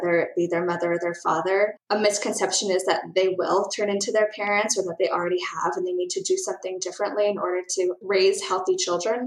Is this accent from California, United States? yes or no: yes; San Francisco, California, United States; also born or lived in Ohio; I grew up in San Francisco